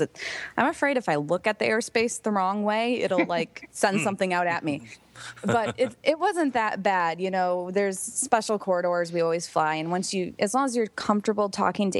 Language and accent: English; Detroit, Michigan, United States; moved away as an adult; now in Washington, D.C., United States; I'm from Detroit